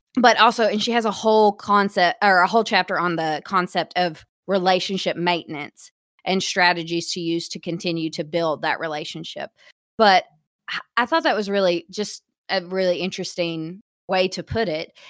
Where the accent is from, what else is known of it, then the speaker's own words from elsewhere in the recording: Hot Springs, Arkansas, United States; I was from Hot Springs, and our movie theaters were rough